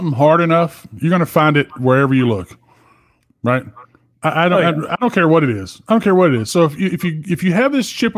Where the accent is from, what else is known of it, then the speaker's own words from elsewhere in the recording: the South, United States; I grew up in the South